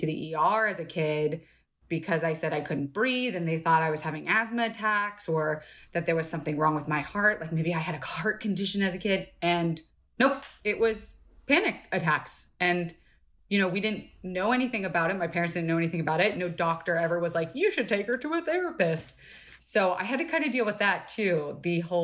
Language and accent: English; Florida, United States; now in Los Angeles, United States; I was born in LA, mm-hmm. but I left and grew up in Florida